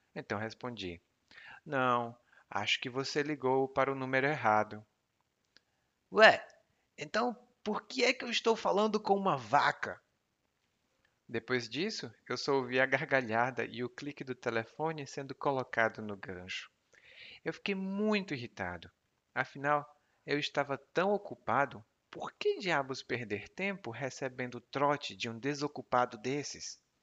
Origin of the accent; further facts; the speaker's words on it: Brazil; o porquê de eu aprender português é que eu sou brasileiro